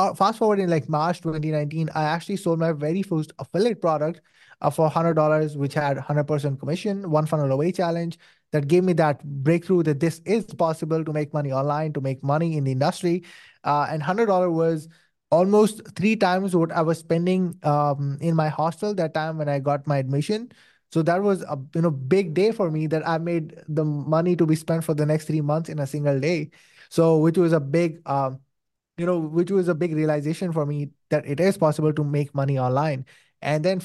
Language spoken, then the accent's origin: English; Saudi Arabia; moved away as an adult; now in Pakistan; I was born and raised in Saudi Arabia, spent my whole life in there